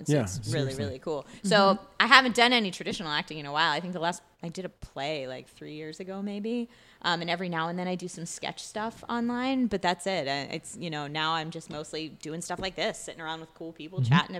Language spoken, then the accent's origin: English; Philadelphia, Pennsylvania, United States; accent: Philadelphia; Originally from Philadelphia, and I had a similar experience when I went to theater school. That they were like, "Hey, unless you only ever want to play characters from Philly, we're gonna beat this accent out of you."